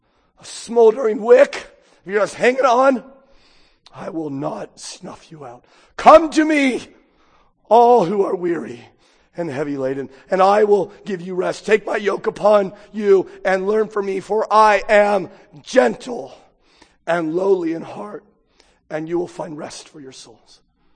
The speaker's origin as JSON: {"language": "English", "country": "United States", "said": "I'm an American"}